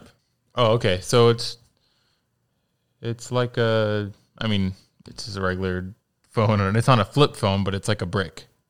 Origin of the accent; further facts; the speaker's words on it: California, United States; 20 miles outside of my hometown in California is a completely different city